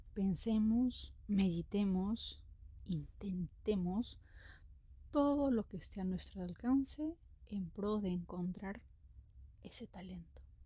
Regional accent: Peru; Yo soy de Perú

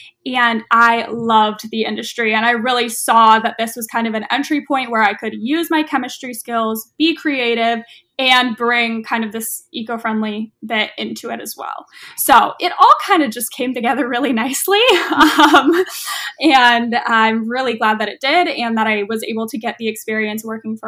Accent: Los Angeles, California, United States; now in Oakland, United States; Yes, I am from Los Angeles area, but I loved the Bay Area when I went up there for college, and I'm still in Oakland.

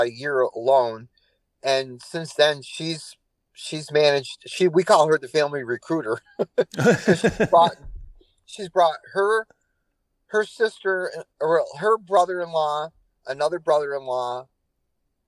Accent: Lyons, New York, United States; moved away as an adult; also born or lived in Canandaigua, New York / Kissimmee, Florida; now in Hendersonville, United States; I was born in Lyons, New York, and I spent the last, until 2021, I lived in Canandaigua, New York

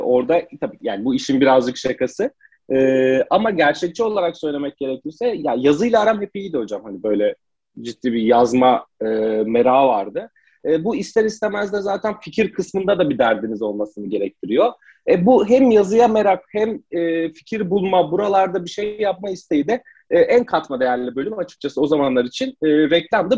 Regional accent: Manisa, Turkey; moved away as an adult; Manisalıyım, memlekete döndüm

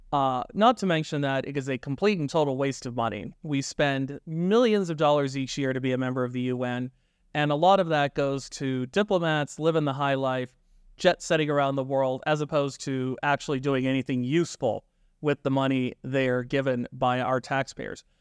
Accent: Canada; our country

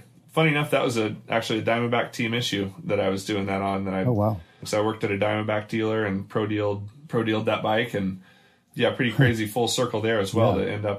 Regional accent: Louisville, Kentucky, United States; I grew up in Louisville, Kentucky

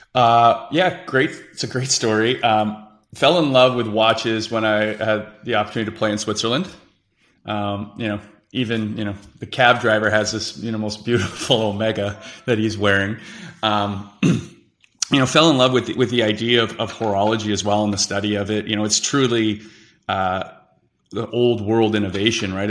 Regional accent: Whitby, Ontario, Canada; Whippy, Ontario, in our hometown

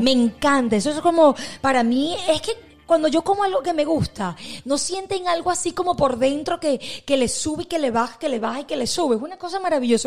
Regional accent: Venezuela; moved away; nosotros que somos de Venezuela

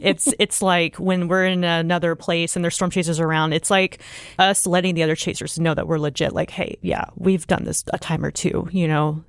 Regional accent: Oklahoma, United States; I grew up in Oklahoma, so first and foremost, growing up in Oklahoma, you're just prone to severe weather every year

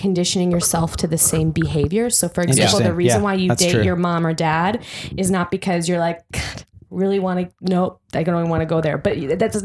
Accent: Midwest, United States; now in New York City, United States; I'm from the Midwest

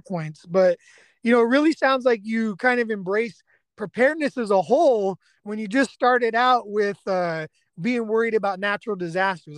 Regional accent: Bay Area, California, United States; now in East Texas, United States; I'm an evacuee from the Bay Area myself

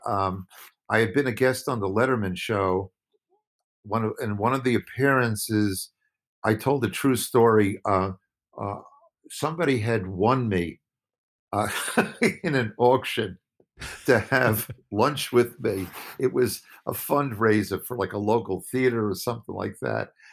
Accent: Woodmere, New York, United States; also born or lived in Brooklyn, New York; I was born in Brooklyn. I grew up on Long Island.

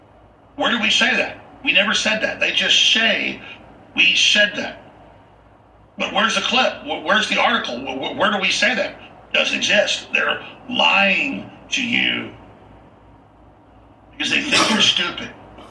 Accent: United States; And I am an American

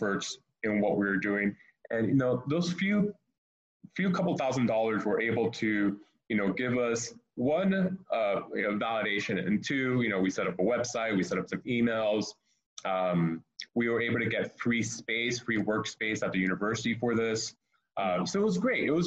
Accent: Miami, Florida, United States; I'm originally from Miami

